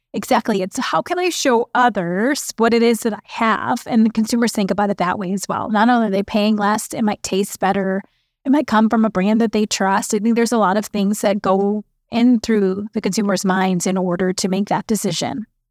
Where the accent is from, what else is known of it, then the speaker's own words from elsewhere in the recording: Chicago, Illinois, United States; I was born and raised in Chicago